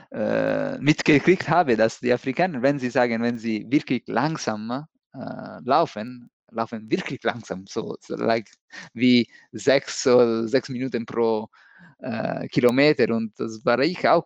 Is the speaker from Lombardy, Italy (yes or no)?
yes; Milan, Lombardy, Italy; born there; German is a second language; also born or lived in Rome; Ich bin in Mailand geboren, so in äh, 90, 80. So dieses Jahr ist, hab, bin ich 40 äh, geworden.